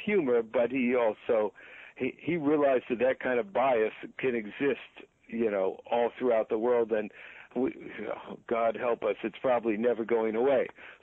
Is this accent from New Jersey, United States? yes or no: yes; New Jersey, United States; also born or lived in Long Island, New York; I was born on Long Island, moved to New Jersey